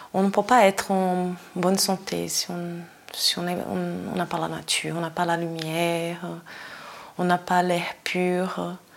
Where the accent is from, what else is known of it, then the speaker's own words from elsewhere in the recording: Brazil; moved away as an adult; now in Switzerland; je suis brésilienne, ça fait 17 ans que je suis en Suisse